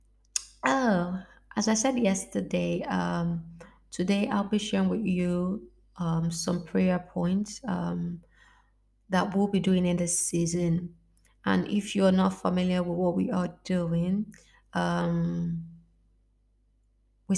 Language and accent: English; Lagos, Nigeria; now in Italy; I am African from Nigeria, and yeah, it is not a normal thing for it to snow in the part where I live, Lagos, Nigeria, to be specific